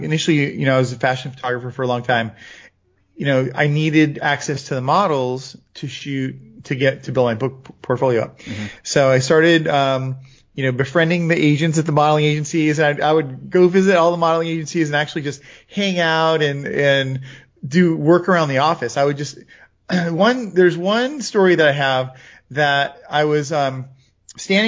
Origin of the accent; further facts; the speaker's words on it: Florida, United States; I grew up in Florida